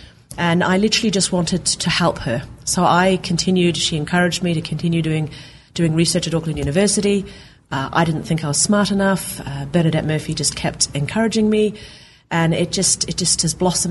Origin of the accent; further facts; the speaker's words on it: Norway; moved away as an adult; also born or lived in New Zealand; I grew up in Norway